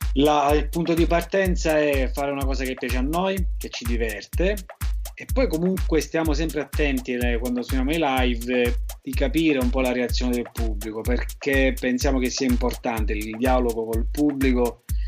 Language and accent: Italian; Scicli, Sicily, Italy; also born or lived in Rome; now in Palermo, Italy; sono di Scicli ma vivo a Palermo da un po'